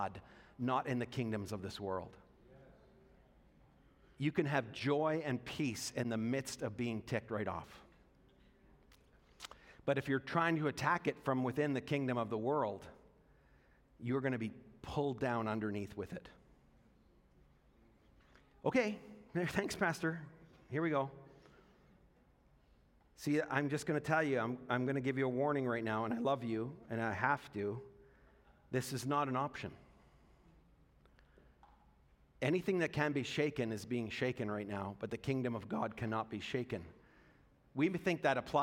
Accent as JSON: {"language": "English", "region": "Alberta", "country": "Canada", "tie": "born or raised there", "said": "I experienced by growing up in Alberta"}